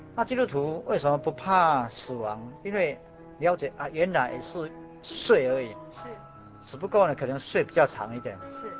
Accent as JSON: {"language": "Chinese", "town": "Tainan", "country": "Taiwan", "said": "我是台南人"}